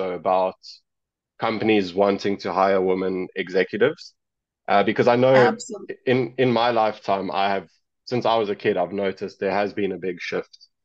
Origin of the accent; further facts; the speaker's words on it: South Africa; I come from South Africa